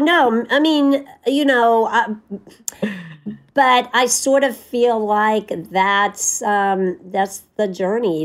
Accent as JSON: {"language": "English", "region": "Tennessee", "country": "United States", "moved": "yes", "said": "I'm from Tennessee"}